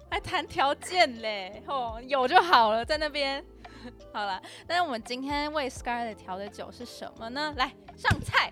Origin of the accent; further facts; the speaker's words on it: Taiwan; 我们台湾人都不太会拒绝别人